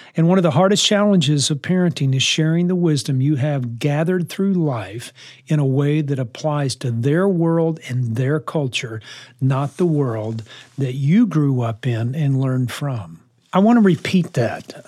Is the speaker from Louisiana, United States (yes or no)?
yes; New Orleans, Louisiana, United States; when I grew up in New Orleans, uh, in the sixties